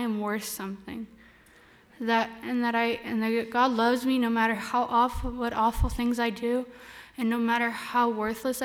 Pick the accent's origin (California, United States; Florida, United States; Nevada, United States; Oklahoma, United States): California, United States; Turlock; I'm from Turlock